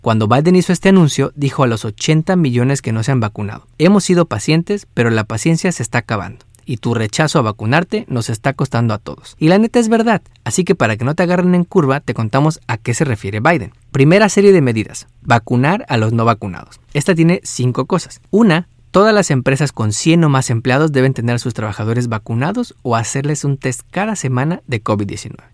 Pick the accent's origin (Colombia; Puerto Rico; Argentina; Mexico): Mexico; moved away as an adult; now in New Jersey, United States; Llevo más de 26 años aquí en Estados Unidos y soy orgullosamente mexicana.